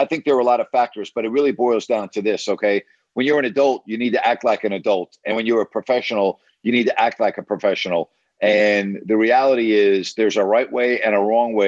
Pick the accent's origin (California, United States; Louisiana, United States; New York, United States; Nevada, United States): New York, United States; I'm from New York